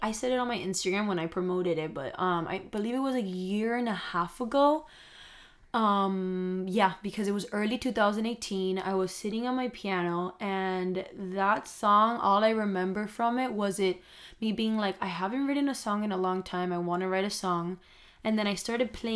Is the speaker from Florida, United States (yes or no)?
yes; Miami, Florida, United States; we're both from Miami